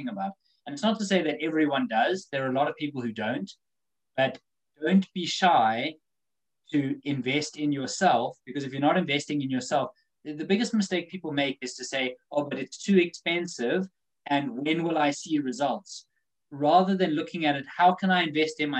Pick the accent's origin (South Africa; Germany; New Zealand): South Africa; now in United Kingdom; growing up in Africa